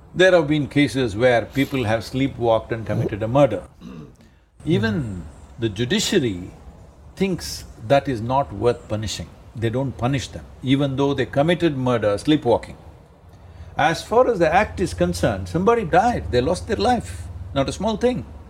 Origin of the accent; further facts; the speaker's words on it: India; I'm Indian